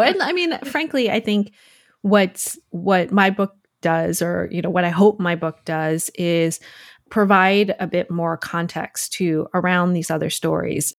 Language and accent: English; Trumbull, Connecticut, United States; I grew up in Connecticut in Fairfield County